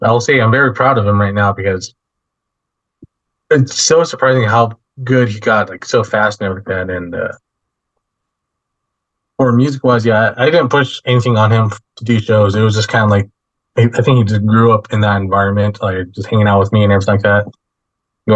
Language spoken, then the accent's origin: English; Albuquerque, New Mexico, United States; also born or lived in Meridian, Mississippi; I was raised out here in Albuquerque, but I'm half Navajo and half Choctaw. I was born in Mississippi, Meridian, Mississippi